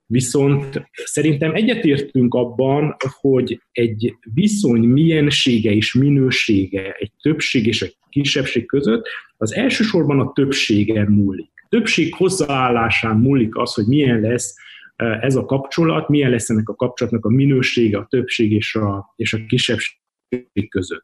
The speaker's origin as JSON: {"language": "Hungarian", "region": "Transylvania", "country": "Romania", "tie": "born or raised there", "said": "nem akarunk elmenni Erdélyből, nem akarunk elmenni a szülőföldünkről, mi nem gazdasági bevándorlók vagyunk, mi itt születtünk"}